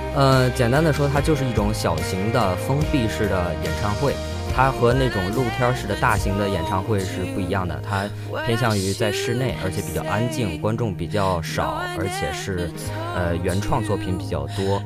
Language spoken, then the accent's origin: Chinese; Beijing, China; now in Jinhua, China; 因为我家是北京的